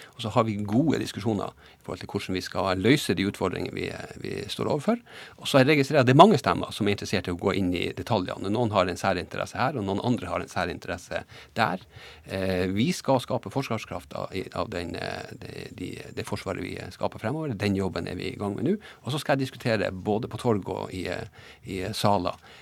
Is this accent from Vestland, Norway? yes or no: no; Båtsfjord, Finnmark, Norway; jeg er fra Båtsfjord